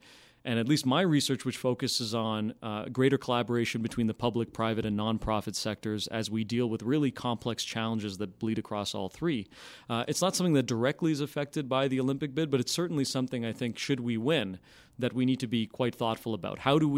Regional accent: Stoney Creek, Ontario, Canada; So I'm from originally from Stoney Creek, Ontario.

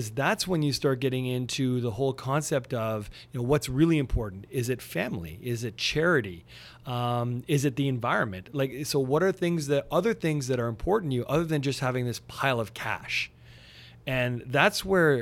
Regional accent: Montreal, Quebec, Canada; now in Burlington, Canada; I'm originally from Montreal. So even though I live near Toronto now, in Burlington, still love my home squad.

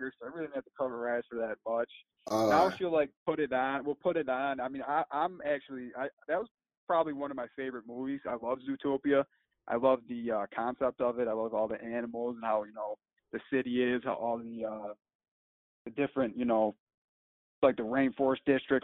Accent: United States; I'm from America

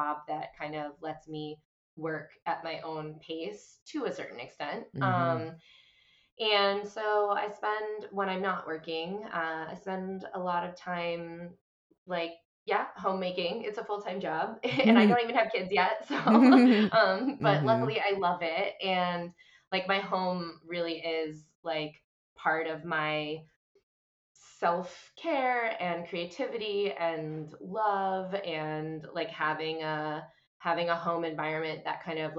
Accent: Boston, Massachusetts, United States; now in New York, United States; I am a chick from Boston who lives in New York

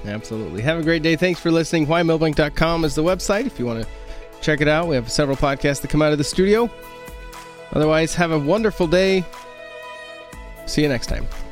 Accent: Oregon, United States; moved away as an adult; now in Milbank, United States; I'm from Oregon. I grew up out there, and we came here 2008.

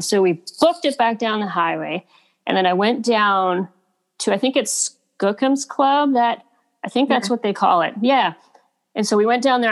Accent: Kitimat, British Columbia, Canada; moved away; I grew up on the West Coast, so I just grew up loving nature. I grew up fishing on the Kitimat River

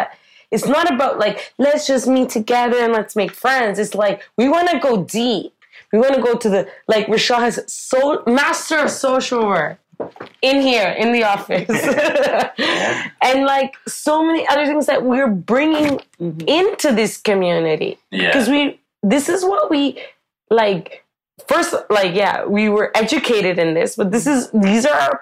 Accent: Ottawa, Ontario, Canada; moved away as an adult; now in Guangzhou, China; we're both from Ottawa.

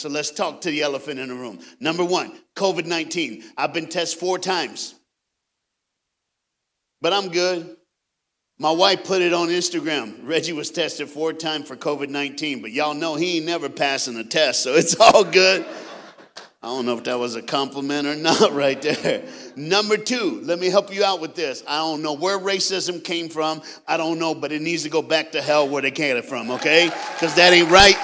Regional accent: Knoxville, Tennessee, United States; I am a Southern brother. I was born and raised in Knoxville, Tennessee

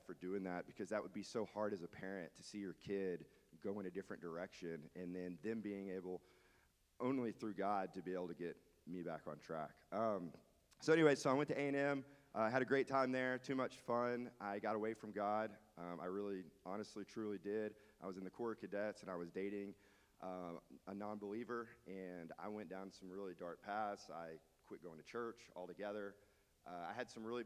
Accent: Dallas, Texas, United States; now in Beaumont, United States; So I grew up in Dallas, Texas. I got to Beaumont as fast as I could

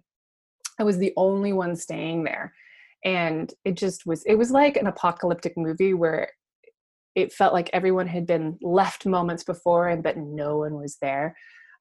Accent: United States; I try to pretend that I'm not from America

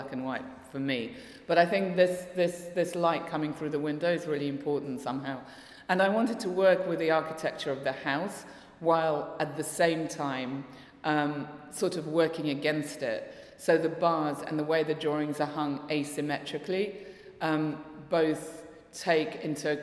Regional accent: London, United Kingdom; first language Russian; also born or lived in Russia; I feel very much like I am from London, which is where I've lived pretty much all my life

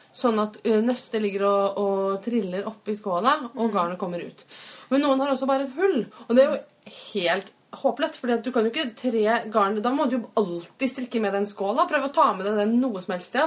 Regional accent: Fredrikstad, Østfold, Norway; min hjemby Fredrikstad

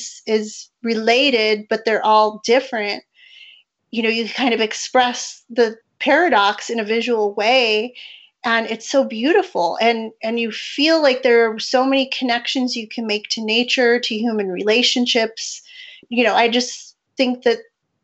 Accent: San Diego, California, United States; moved away as an adult; also born or lived in Albuquerque, New Mexico; now in Rio Rancho, United States; originally from San Diego, and I moved to New Mexico in 2003 to go to graduate school at the University of New Mexico

